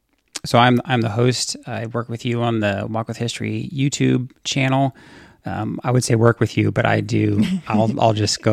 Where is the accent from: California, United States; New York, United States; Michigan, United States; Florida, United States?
California, United States; I am from California. I'm a California kid.